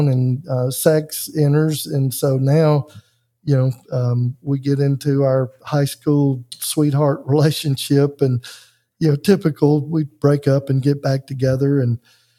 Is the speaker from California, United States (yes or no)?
no; Mississippi, United States; We might go to church at Easter, which was kind of weird because in Mississippi, you know, everybody goes to church